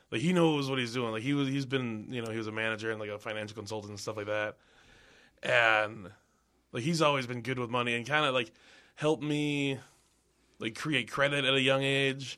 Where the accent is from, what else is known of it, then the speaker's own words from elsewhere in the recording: Minnesota, United States; moved away; I moved back to Minnesota